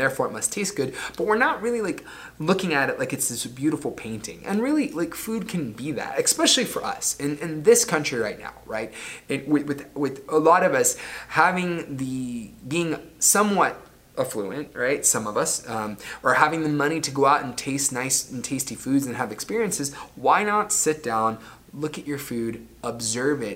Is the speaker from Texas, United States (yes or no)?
no; Florida, United States; the town that I grew up in Florida